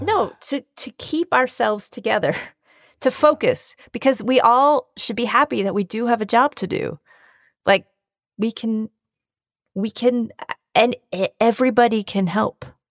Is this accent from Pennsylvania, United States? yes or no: yes; Bucks County, Pennsylvania, United States; also born or lived in Northeast Philadelphia; now in New York City, United States; I am from Bucks County, Pennsylvania